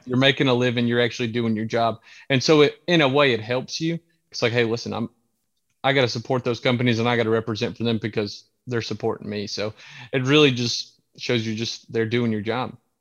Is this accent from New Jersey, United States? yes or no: no; Santee Cooper, South Carolina, United States; I grew up on Santee Cooper.